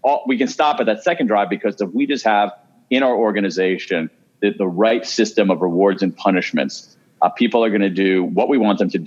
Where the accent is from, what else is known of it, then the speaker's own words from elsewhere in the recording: Columbus, Ohio, United States; I grew up in Columbus, Ohio. I am a Midwesterner